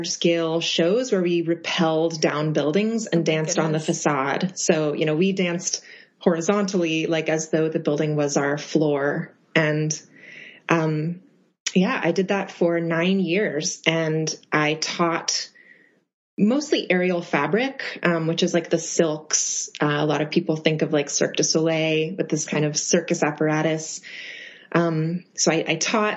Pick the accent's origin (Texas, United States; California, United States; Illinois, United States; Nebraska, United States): Texas, United States; Austin; moved away as an adult; now in New York, United States; I am originally from Austin, Texas, and have lived in New York for about 4.5 years